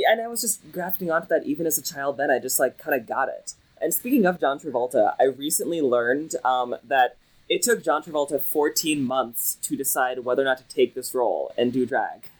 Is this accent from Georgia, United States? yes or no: no; Lexington, Kentucky, United States; I'm from Lexington. It's like the central Kentucky area